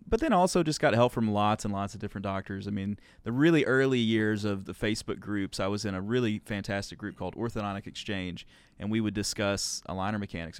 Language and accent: English; Arkansas, United States; I grew up in Arkansas